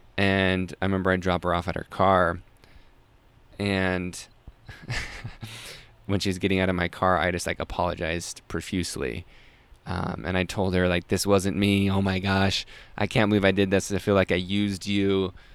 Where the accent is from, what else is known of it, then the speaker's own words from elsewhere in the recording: Salt Lake City, Utah, United States; I grew up in Salt Lake City, Utah.